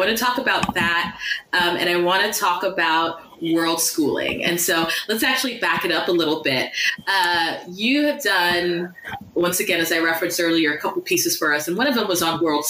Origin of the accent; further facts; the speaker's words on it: United States; and we are both American